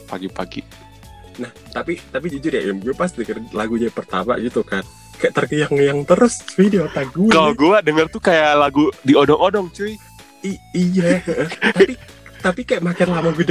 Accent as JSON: {"language": "Indonesian", "region": "Central Java", "country": "Indonesia", "said": "Gue kan Jawa Tengah, dia Jawa Timur."}